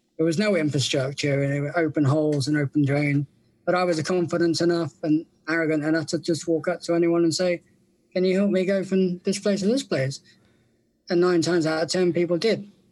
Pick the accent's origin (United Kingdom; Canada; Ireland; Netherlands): United Kingdom; England; I'm from England